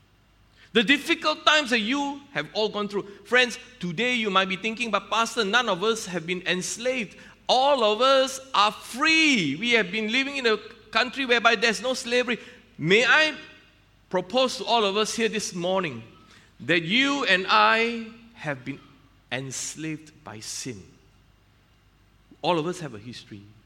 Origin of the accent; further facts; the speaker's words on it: Malaysia; I'm a Malaysian customs officer